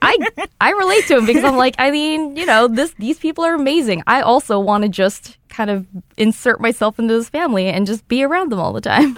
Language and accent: English; United States; I'm an American person